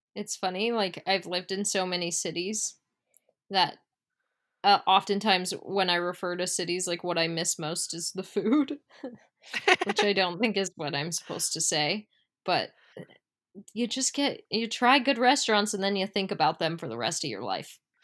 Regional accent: United States; we are American

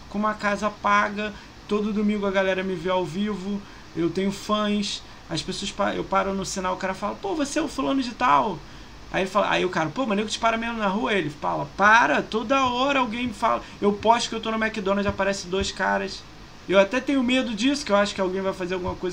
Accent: Rio de Janeiro, Brazil; Eu sou do Rio.

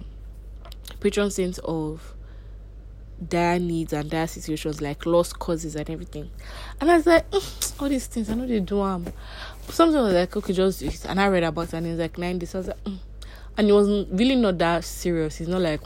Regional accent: Nigeria; growing up in Nigeria

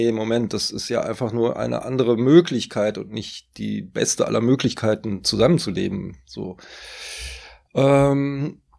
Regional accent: North Rhine-Westphalia, Germany; also born or lived in Norway; now in Berlin, Germany; Aber klar, da wo ich zur Schule gegangen bin, wo meine Eltern ja auch heute noch leben, am Niederrhein, auch das ist meine Heimat, äh, aber auch Norwegen ist meine Heimat.

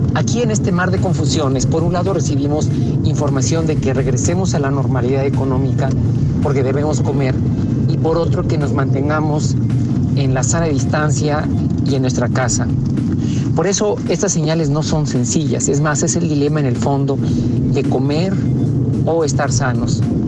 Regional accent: Mexico; como muchos mexicanos

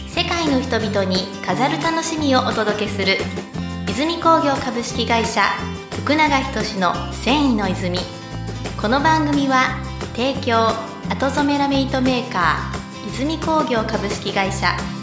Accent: Kanazawa, Ishikawa, Japan; 金沢で生まれて、

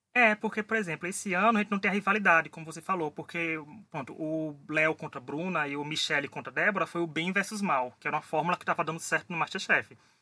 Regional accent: Northeast Region, Brazil; eu sou do Nordeste, então a cultura do chá da gente aqui é muito grande também

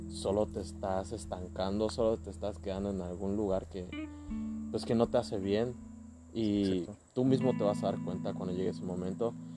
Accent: Chetumal, Quintana Roo, Mexico; somos de Chetumal, Quintana Roo

